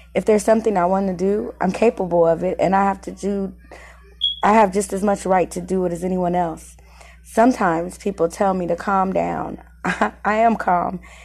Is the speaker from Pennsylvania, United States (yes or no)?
no; Muncie, Indiana, United States; I was born and raised here in Muncie, Indiana